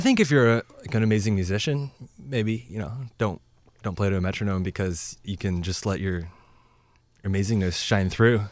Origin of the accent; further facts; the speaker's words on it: Lynnwood, Washington, United States; I grew up in Linwood